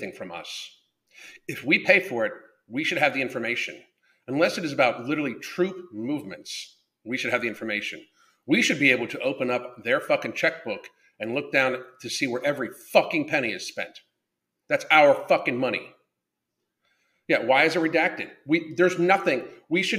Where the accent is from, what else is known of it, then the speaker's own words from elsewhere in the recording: United States; We are the American citizens